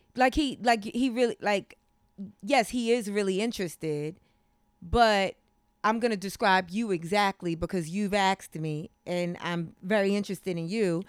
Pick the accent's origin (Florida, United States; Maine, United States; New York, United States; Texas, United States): New York, United States; New York City; also born or lived in Brooklyn; Yeah, I grew up in Harlem. I was born in Brooklyn.